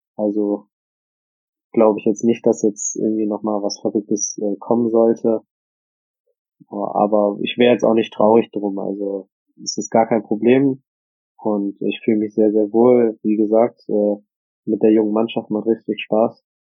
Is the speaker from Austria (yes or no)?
no; Bonn, North Rhine-Westphalia, Germany; moved away; es ist halt meine Heimat